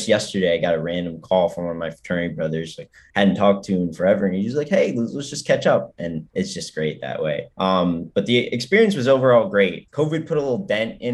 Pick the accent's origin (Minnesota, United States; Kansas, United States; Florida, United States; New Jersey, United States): New Jersey, United States; Piscataway; I'm from New Jersey, but I'm from like town of Piscataway, which is right near Rutgers